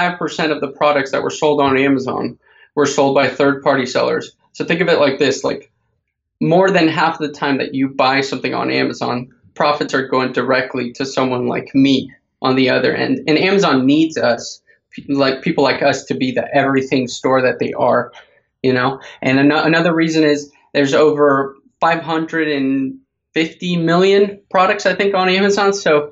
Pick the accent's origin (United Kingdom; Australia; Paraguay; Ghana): Paraguay; English is a second language; moved away as an adult; now in United States; And a fact about me that people don't know, most people don't know, I'm from Paraguay originally, came to the States when I was 18, never had a job right out of college, started e-commerce